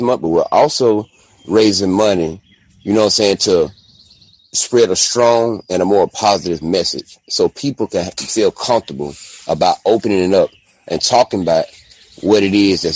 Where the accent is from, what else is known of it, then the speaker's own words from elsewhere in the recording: Albany, Georgia, United States; also born or lived in Texas; now in Austin, United States; I'm broadcasting now from Albany, Georgia